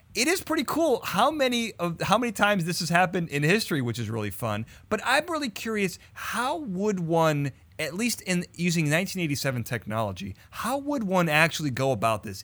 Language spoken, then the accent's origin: English; Chicago, Illinois, United States; this is in Chicago, my hometown